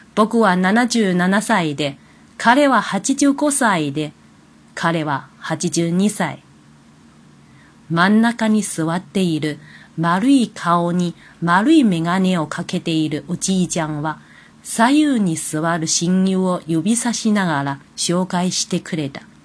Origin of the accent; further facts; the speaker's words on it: China; Japanese is a second language; now in Kobe, Japan; 私はもともと中国人なので、中国語はできる